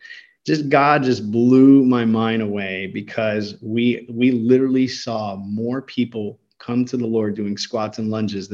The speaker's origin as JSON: {"language": "English", "country": "United States", "tie": "born or raised there", "said": "Even culturally, I grew up here in the States."}